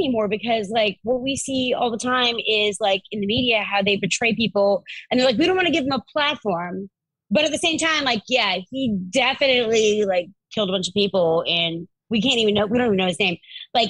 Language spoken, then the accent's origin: English; Charleston, South Carolina, United States; I'm from Charleston, South Carolina.